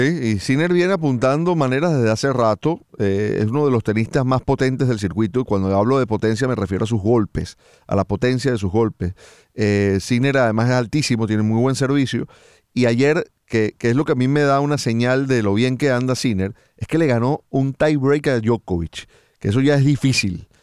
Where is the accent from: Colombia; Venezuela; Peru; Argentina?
Venezuela; como venezolano